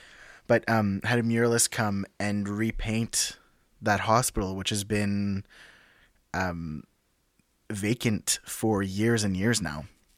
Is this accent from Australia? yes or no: no; Sudbury, Ontario, Canada; also born or lived in North Bay, Canada; So I was born in Sudbury, but I grew up between Sudbury and North Bay. In a little town, and grew up kind of like on the back roads, you know, in rural Northern Ontario.